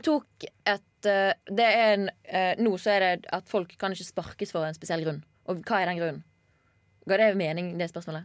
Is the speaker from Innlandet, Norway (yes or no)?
no; Bergen, Vestland, Norway; man får mye tyn når man kommer fra Bergen